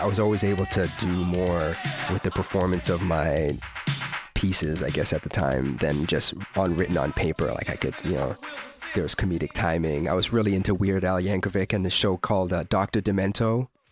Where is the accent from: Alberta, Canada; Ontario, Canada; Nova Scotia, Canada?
Ontario, Canada; London; also born or lived in Toronto, Ontario; I moved from Toronto to London, Ontario